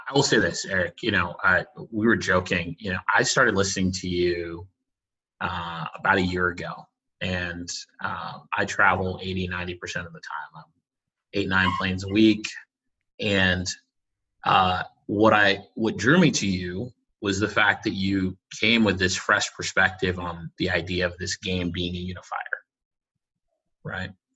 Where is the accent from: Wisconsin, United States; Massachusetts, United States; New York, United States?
Massachusetts, United States; Boston; also born or lived in Connecticut; I grew up in Boston